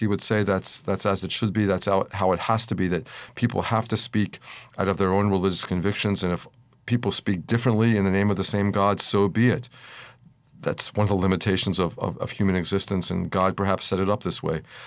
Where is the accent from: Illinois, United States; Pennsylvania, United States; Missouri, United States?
Pennsylvania, United States; Philadelphia; when I was a child, growing up in Philadelphia in the nineteen fifties.